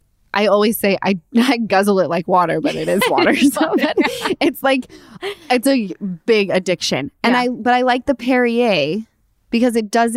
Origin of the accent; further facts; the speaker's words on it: Utah, United States; Because I'm from Utah and we all lived on the same little hill called Mount Olympus.